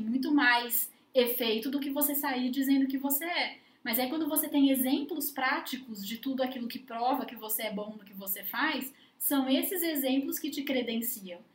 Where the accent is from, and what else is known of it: Brazil